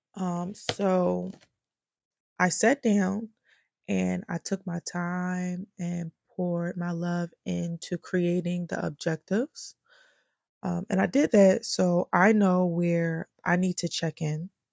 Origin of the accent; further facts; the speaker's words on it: Philadelphia, Pennsylvania, United States; I am from Philly, born and raised North Philly to be exact